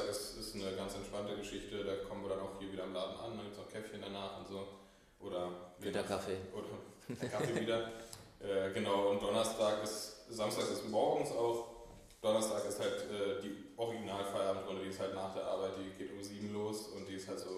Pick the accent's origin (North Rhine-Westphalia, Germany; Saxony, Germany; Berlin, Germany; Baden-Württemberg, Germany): Berlin, Germany; also born or lived in Hamburg; Ja, ich bin ähm, gebürtiger Berliner, auch immer hier gewesen mit einem, mit einem kleinen Hamburger Intermezzo in der Studienzeit.